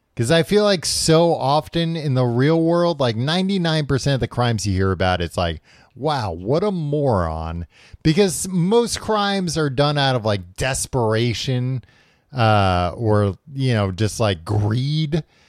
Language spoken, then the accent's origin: English; United States; I'm an American.